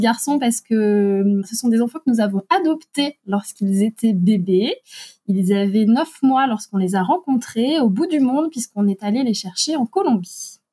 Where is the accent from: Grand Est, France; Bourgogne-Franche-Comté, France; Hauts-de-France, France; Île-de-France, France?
Grand Est, France; Alsace; nous habitons en Alsace, dont nous sommes originaires